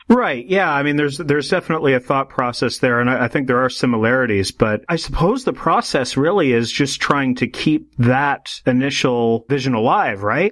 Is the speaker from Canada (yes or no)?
yes; Canada; I'm from Canada